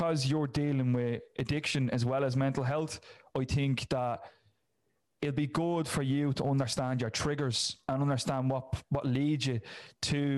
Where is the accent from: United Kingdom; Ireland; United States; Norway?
Ireland; Dublin, Leinster; I'm from Ireland. I know what Ireland is. I know the area I'm from in North Dublin.